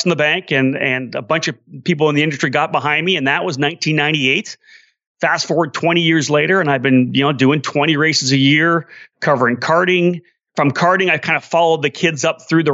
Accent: Canada; I'm Canadian

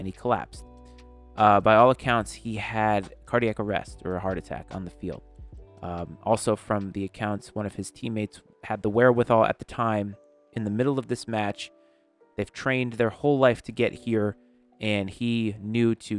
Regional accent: Rhode Island, United States; being born and raised in Rhode Island

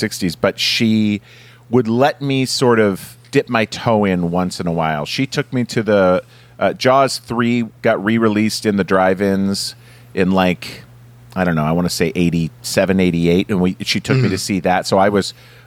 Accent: Minnesota, United States; I grew up in Minnesota

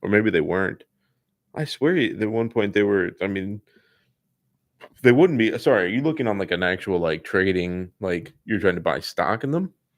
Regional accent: Indiana, United States; moved away; I grew up in Indiana

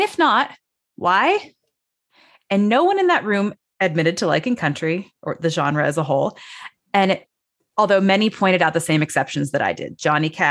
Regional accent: Chicago, Illinois, United States; I'm from Chicago

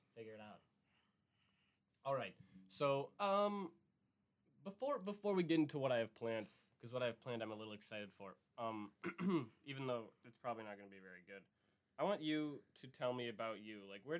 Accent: Cudahy, Wisconsin, United States; We grew up in Cudahy.

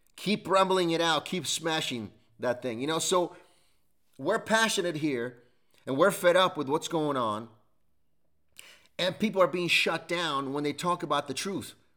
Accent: United States

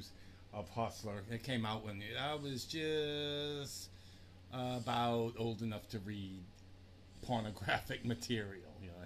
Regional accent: New Orleans, Louisiana, United States; accent: New Orleans; now in New Jersey, United States; My New Orleans accent just stays with me.

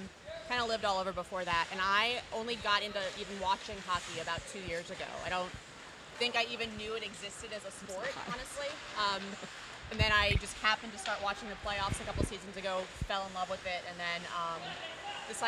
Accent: Annapolis, Maryland, United States; I grew up in Annapolis.

